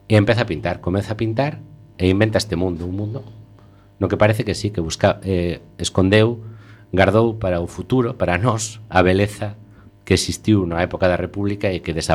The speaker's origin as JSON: {"language": "Galician", "town": "Ponferrada", "region": "Castile and León", "country": "Spain", "also_born_or_lived": "Santiago de Compostela, Spain", "moved": "yes", "lives_now": "A Coruña, Spain", "said": "Eu estaba estudiando en Compostela, eu non son de Galicia, son de non son, son casi de Galicia, son de Ponferrada."}